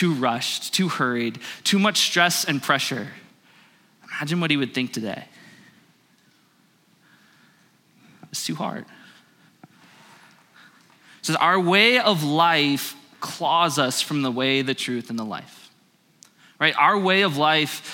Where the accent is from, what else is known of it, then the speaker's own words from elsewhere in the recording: Phoenix, Arizona, United States; I grew up in Phoenix